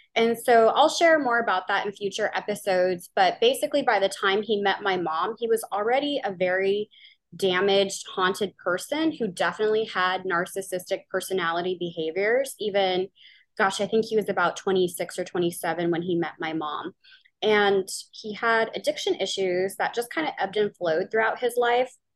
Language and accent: English; New Orleans, Louisiana, United States; now in Pacific Northwest, United States; I am from New Orleans, Louisiana, and I now live in the Pacific Northwest.